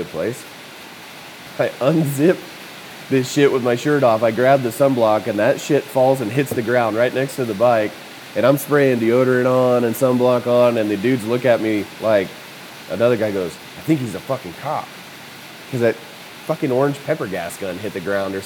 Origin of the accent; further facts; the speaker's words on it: Texas, United States; I'm from Texas.